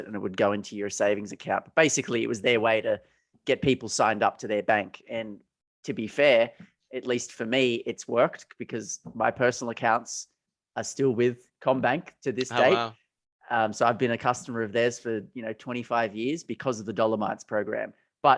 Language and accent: English; Australia; we're from Australia, if it's not obvious by our accents, but growing up, going to primary school when we were, you know, 5, 6, 7, 8, they had this program from the Commonwealth Bank of Australia